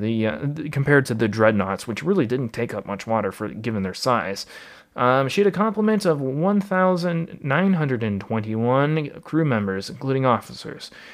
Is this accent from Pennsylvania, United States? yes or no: no; Wisconsin, United States; my home state